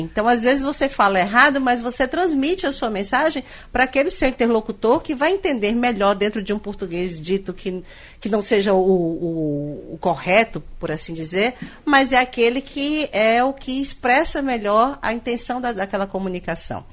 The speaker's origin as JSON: {"language": "Portuguese", "region": "Northeast Region", "country": "Brazil", "said": "nós nordestinos"}